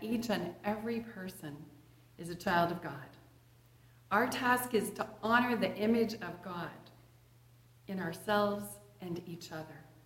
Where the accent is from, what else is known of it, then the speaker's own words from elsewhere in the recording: Edgewood, Washington, United States; During the 1960s, I was a little girl growing up in Edgewood, just north of Puyallup, east of Fife, east of Tacoma